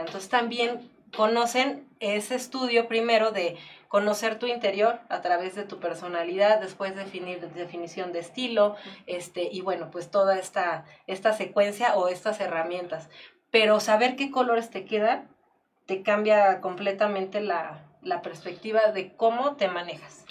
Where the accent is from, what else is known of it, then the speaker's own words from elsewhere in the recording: Mexico; Somos mexicanos